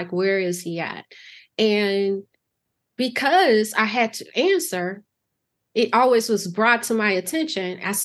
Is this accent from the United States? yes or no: yes; Chicago, Illinois, United States; growing up in Chicago